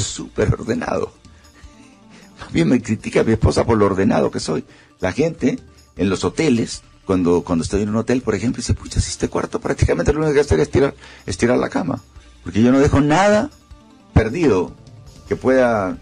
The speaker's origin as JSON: {"language": "Spanish", "country": "Honduras", "said": "soy un hondureño"}